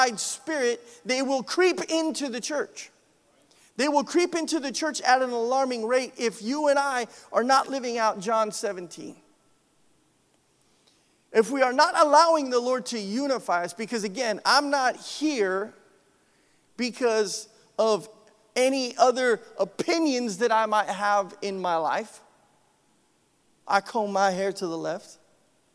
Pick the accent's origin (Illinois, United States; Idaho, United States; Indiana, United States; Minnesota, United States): Idaho, United States; moved away; I'm from Idaho